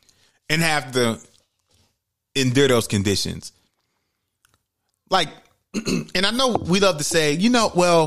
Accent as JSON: {"language": "English", "town": "New York City", "region": "New York", "country": "United States", "tie": "born or raised there", "said": "Growing up in New York City, like, hearing about 9-11, even though I went to school in the Bronx"}